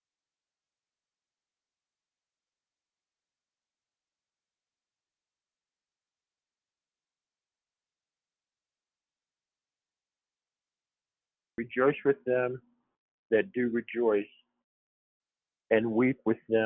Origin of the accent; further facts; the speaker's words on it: about 12 miles north of Steubenville, Ohio, United States; also born or lived in New Hampshire; now in western Pennsylvania, United States; I was born and raised about 12 miles north of Steubenville, Ohio.